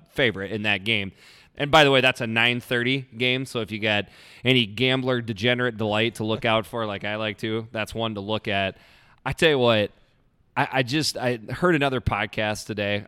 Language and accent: English; Iowa, United States; I'm from Iowa